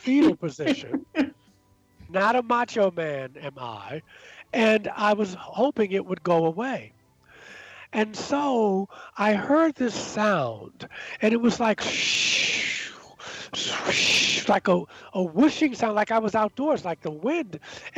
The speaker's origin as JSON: {"language": "English", "town": "Baltimore", "region": "Maryland", "country": "United States", "tie": "born or raised there", "also_born_or_lived": "New York City", "moved": "as an adult", "lives_now": "Asheville, United States", "said": "growing up in Baltimore"}